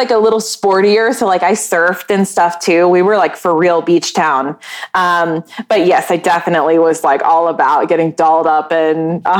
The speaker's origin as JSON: {"language": "English", "region": "Maryland", "country": "United States", "tie": "born there", "also_born_or_lived": "North Carolina", "lives_now": "Wilmington, United States", "said": "So I was born in Maryland, and then I moved all around the East Coast. And the longest I lived anywhere was North Carolina, in a little beach town."}